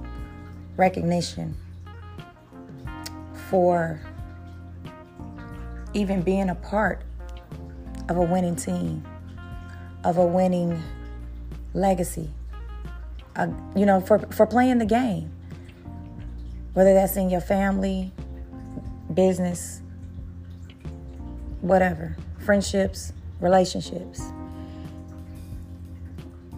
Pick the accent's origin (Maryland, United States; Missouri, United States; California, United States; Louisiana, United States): Missouri, United States; Kansas City; Kansas City Chiefs have won the Super Bowl again, and y'all know that's my hometown